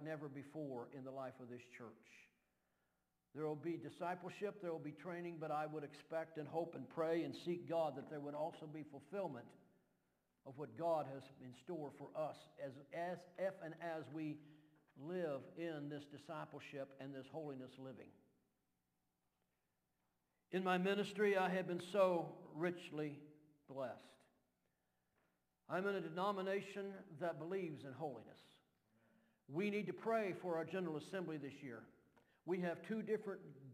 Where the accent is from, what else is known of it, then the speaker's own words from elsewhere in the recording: Kentucky, United States; accent: Kentucky drawl; I'm still from Kentucky. And y'all can get used to this Kentucky drawl